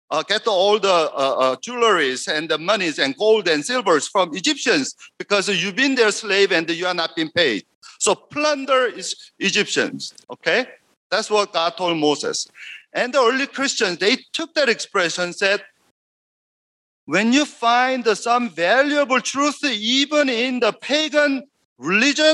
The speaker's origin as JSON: {"language": "English", "country": "South Korea", "second_language": "English", "moved": "yes", "lives_now": "United States"}